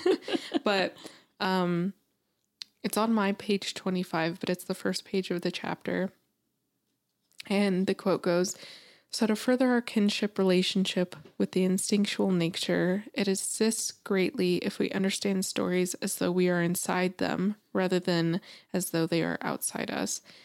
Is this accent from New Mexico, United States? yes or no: yes; New Mexico, United States; moved away; growing up in New Mexico and living there